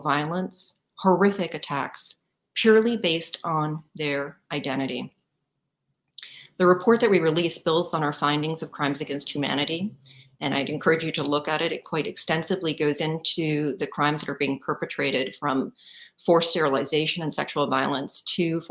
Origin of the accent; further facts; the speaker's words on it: Canada; now in United States; as a Canadian working in the US